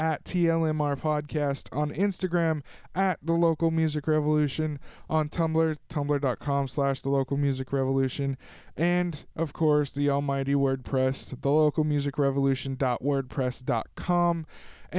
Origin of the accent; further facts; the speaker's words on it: Tulare, California, United States; my hometown of Tulare, California